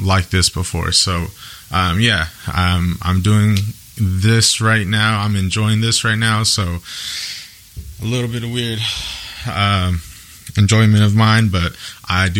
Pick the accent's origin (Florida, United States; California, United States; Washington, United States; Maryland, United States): Washington, United States; Yakima; I'm born and raised in Yakima, Washington